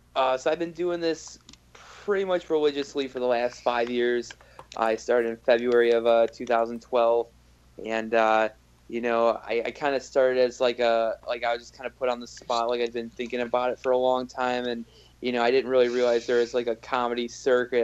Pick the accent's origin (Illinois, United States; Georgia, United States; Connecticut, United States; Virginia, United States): Illinois, United States; Chicago; also born or lived in Berlin (hometown, possibly ASR error); I'm from Chicago